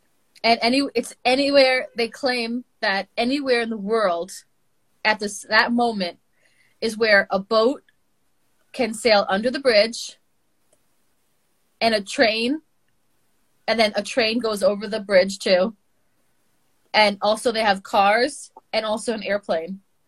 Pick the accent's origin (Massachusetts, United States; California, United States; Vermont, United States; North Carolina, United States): Massachusetts, United States; Boston; Yeah, I'm from New England.